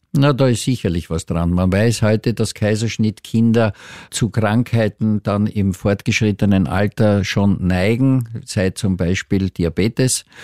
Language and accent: German; Austria; hier bei uns in Österreich